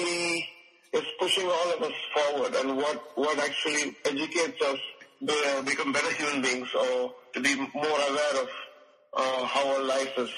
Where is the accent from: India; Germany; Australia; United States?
India; I'm an Indian composer